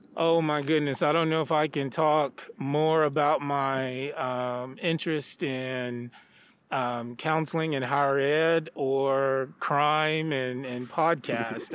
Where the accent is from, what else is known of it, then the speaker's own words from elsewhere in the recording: Stamps, Arkansas, United States; moved away as an adult; also born or lived in Texas; now in Chadron, United States; I grew up in a small town um, called Stamps, Arkansas